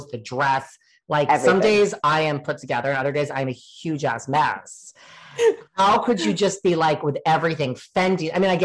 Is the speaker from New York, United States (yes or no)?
yes; New York, United States; I'm such a New Yorker